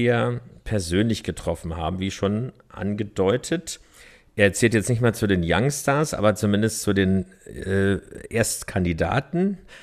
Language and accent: German; Berlin, Germany; Ich bin in Pankow geboren